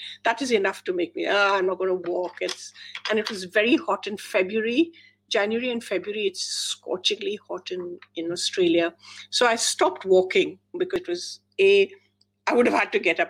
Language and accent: English; India; moved away; I grew up in India and we still go to India a lot